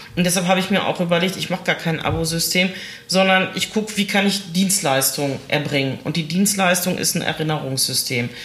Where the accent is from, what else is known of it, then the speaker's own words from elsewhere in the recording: Essen, North Rhine-Westphalia, Germany; hier bei uns in Stele haben wir ja auch einen Einzelhandelsverband und viele kleine Läden und sowas